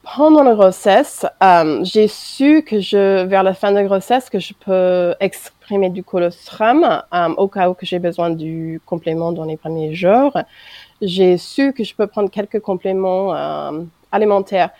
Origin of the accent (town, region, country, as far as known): United States; French is a second language; moved away as an adult; now in France